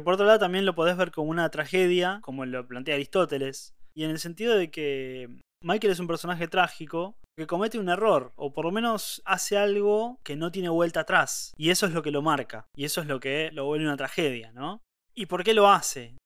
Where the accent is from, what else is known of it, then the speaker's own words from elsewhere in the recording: Argentina; acá uno puede tener apellido italiano, pero antes que apellido italiano es argentino